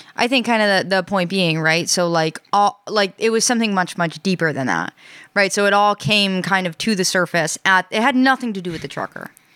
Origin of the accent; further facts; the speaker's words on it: New York, United States; now in Rhode Island, United States; I'm from New York